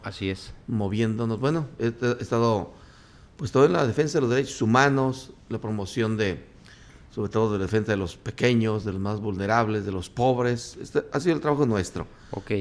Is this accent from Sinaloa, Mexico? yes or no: no; Pareo, Michoacán, Mexico; Mi pueblo, mi, municipio Tancítaro, tiene policías verdes que cuidan a los aguacateros. Y son, en mi pueblo se llama Pareo